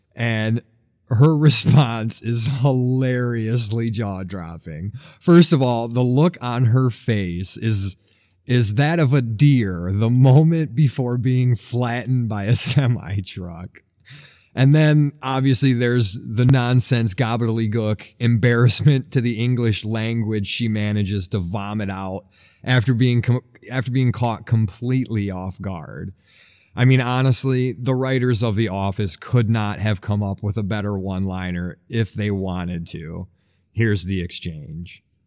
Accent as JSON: {"language": "English", "region": "Michigan", "country": "United States", "tie": "born or raised there", "said": "my home state of Michigan"}